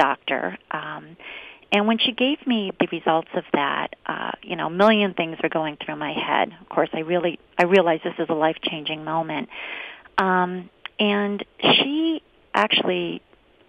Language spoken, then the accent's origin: English; Scranton, Pennsylvania, United States; now in Harrisburg, United States; now I live in Harrisburg now, but I grew up in Scranton in northeastern Pennsylvania